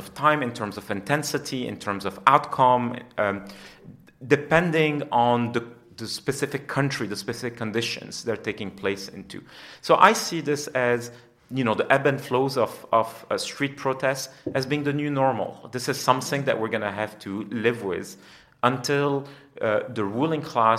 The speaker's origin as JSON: {"language": "English", "country": "Lebanon", "tie": "born or raised there", "said": "I'm Lebanese, and I grew up in Lebanon during some of the most intense moments of our civil war"}